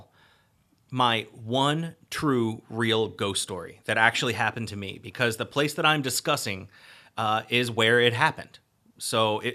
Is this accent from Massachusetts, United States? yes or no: no; Pasadena, Maryland, United States; I am from Pasadena, Maryland, through and through.